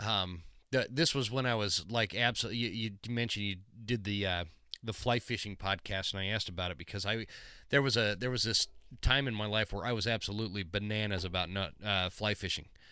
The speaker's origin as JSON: {"language": "English", "region": "Utah", "country": "United States", "tie": "born or raised there", "said": "I grew up in Utah"}